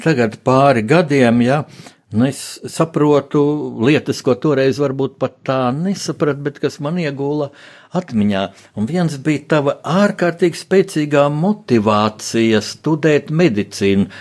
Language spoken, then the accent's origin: Latvian; Riga, Latvia; es jau tā kā rīdzinieks